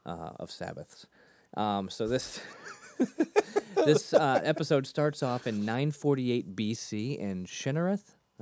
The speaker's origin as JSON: {"language": "English", "region": "Massachusetts", "country": "United States", "tie": "born or raised there", "said": "I taught myself to get my R's back. I grew up near Boston. But I taught myself to get my R's back when I was about 11."}